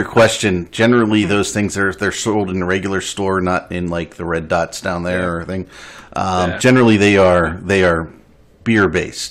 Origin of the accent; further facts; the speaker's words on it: Northeast, United States; So I'm from the Northeast, right?